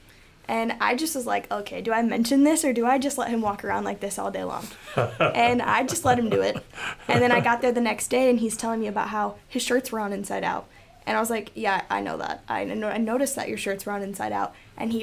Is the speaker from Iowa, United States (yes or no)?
yes; Jesup, Iowa, United States; I'm from Jesup, and I have three younger sisters.